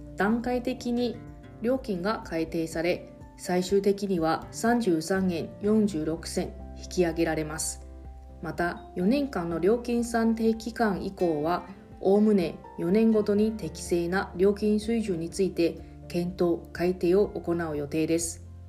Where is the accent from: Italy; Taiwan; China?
Taiwan; now in Okinawa, Japan; 私 の、えー、出身地の台湾